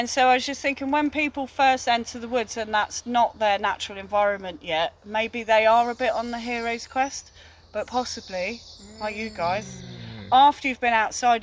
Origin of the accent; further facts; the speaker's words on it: China Clay area, South West England, United Kingdom; I grew up in the China Clay area